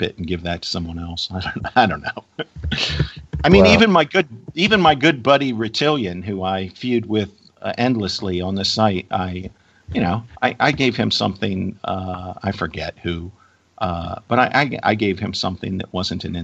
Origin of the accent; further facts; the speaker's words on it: Virginia, United States; my home state of Virginia